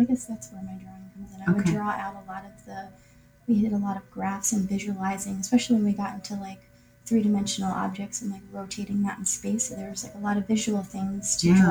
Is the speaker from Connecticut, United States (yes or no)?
yes; Greenwich, Connecticut, United States; I grew up in Greenwich, Connecticut